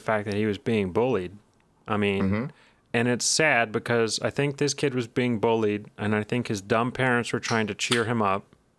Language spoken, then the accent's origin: English; Texas, United States; We have. I'm a Texan.